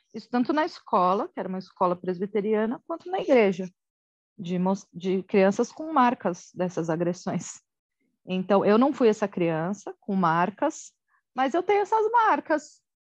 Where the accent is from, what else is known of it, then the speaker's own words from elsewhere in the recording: Osasco, São Paulo, Brazil; also born or lived in Guarujá / Carambeí, Paraná; quando eu tinha quatro anos, eu voltei para Osasco